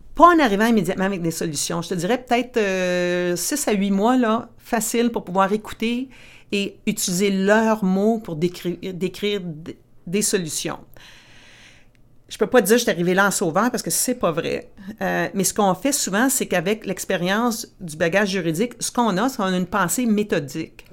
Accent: Timmins, Ontario, Canada; moved away as an adult; also born or lived in Ottawa; now in Montreal, Canada; J'ai grandi à Timmins, dans le nord de l'Ontario, une vraie franco-ontarienne.

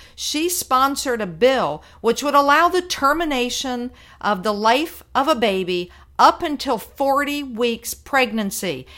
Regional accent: Virginia, United States; my home state of Virginia

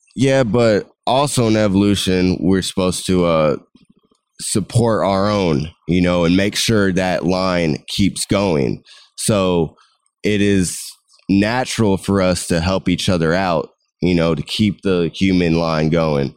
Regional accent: United States; I was growing up in America

